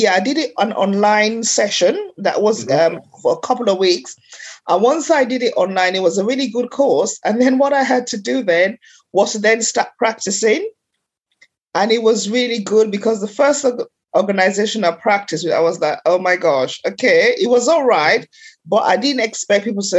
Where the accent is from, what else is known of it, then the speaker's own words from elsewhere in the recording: Sierra Leone; I was born in Sierra Leone in West Africa